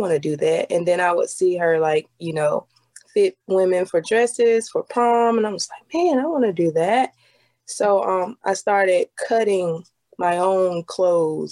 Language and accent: English; Venice, South Carolina, United States; I'm from Venice, South Carolina, town about this big